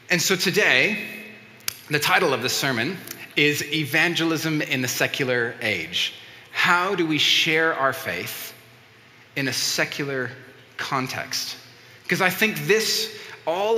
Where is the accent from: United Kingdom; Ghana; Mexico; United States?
Mexico; first language Spanish; English is a second language; moved away; as a Mexican, I grew up in Mexico, and so I grew up speaking Spanish